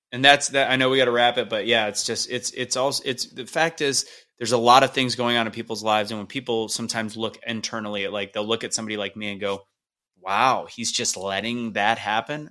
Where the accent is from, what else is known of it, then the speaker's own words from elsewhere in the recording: St. Louis, Missouri, United States; I'm from Saint Louis